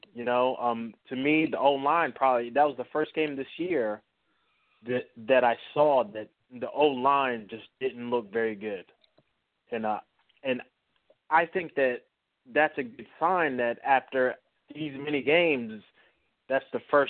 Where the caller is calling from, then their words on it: North Carolina, United States; I'm calling from North Carolina.